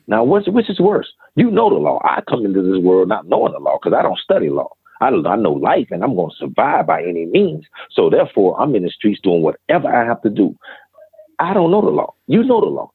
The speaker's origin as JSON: {"language": "English", "town": "Greenville", "region": "South Carolina", "country": "United States", "tie": "born or raised there"}